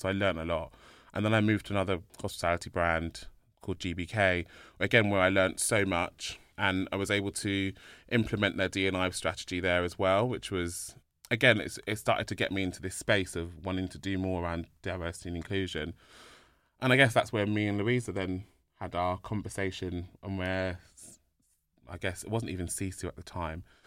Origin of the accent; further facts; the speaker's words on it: London, United Kingdom; born in London